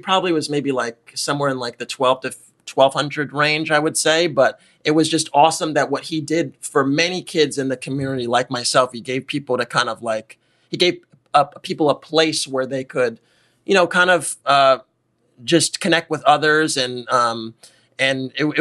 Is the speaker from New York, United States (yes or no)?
yes; New York City, New York, United States; I grew up in Harlem, in the heart of New York City